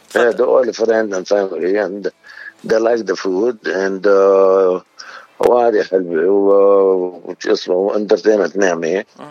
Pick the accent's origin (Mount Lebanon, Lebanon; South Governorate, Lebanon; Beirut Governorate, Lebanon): Beirut Governorate, Lebanon; Beirut; also born or lived in New York / California; now in North Hollywood, United States; أنا من بيروت اللي من ال 75